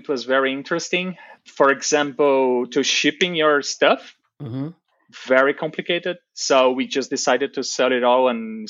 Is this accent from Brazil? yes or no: yes; Brazil; moved away as an adult; also born or lived in New Zealand / Europe; now in Washington, United States; I'm originally from Brazil, but I consider New Zealand home